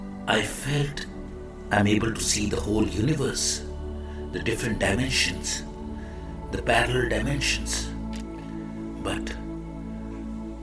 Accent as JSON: {"language": "English", "country": "India", "said": "I am the Indian monk."}